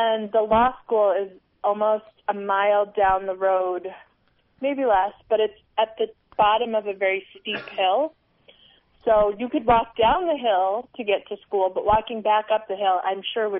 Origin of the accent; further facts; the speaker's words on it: New York, United States; moved away as an adult; also born or lived in Ann Arbor, Michigan; now in Washington D.C., United States; I am from New York, but I have to tell you, I apparently didn't like being in the big city because I totally adapted to what East Coasters would call the small town living of Ann Arbor, Michigan, which I don't think is that small